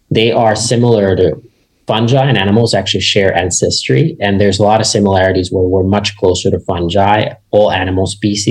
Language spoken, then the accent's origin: English; Finland; I grew up in Finland, which is a small country in Northern Europe.